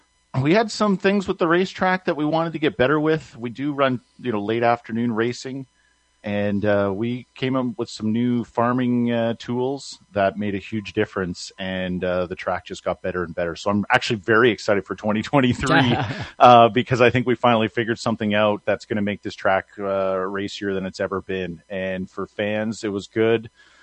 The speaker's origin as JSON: {"language": "English", "town": "Emo", "region": "Ontario", "country": "Canada", "said": "So I'm originally from Emo Speedway. If people who've listened to me be interviewed through you before"}